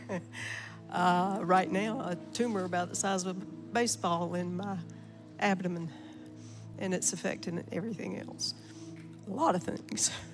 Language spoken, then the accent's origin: English; McRae, Georgia, United States; I'm from McRae, Georgia